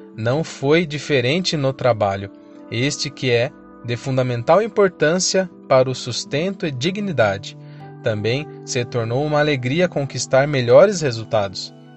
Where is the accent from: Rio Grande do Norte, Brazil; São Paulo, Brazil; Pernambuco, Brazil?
São Paulo, Brazil; Ibiúna; now in Sorocaba, Brazil; nascido e criado em Biúna, São Paulo